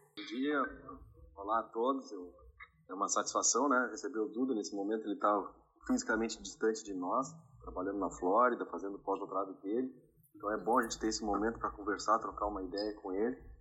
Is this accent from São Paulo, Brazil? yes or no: no; Rio Grande do Sul, Brazil; moved away as an adult; also born or lived in Rondônia; eu sou nascido e criado no Rio Grande do Sul